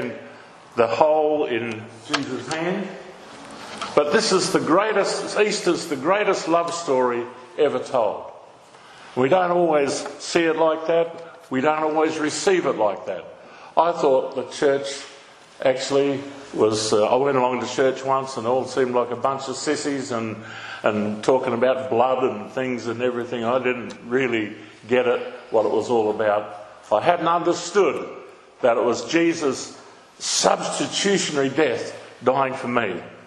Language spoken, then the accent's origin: English; Naracoorte, South Australia, Australia; I grew up down in Narracourt, born in Narracourt in the southeast on a farm